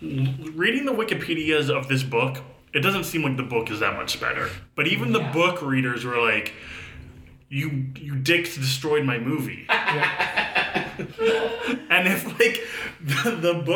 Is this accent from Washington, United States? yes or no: yes; Port Orchard, Washington, United States; My hometown Port Orchard